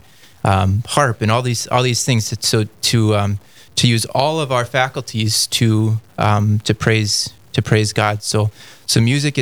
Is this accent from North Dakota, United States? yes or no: yes; North Dakota, United States; I was born and raised in North Dakota and grew up in a Catholic family.